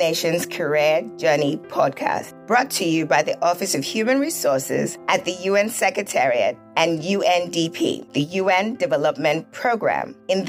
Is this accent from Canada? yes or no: no; Lagos, Nigeria; I grew up in Lagos, Nigeria, where there's a large Lebanese community.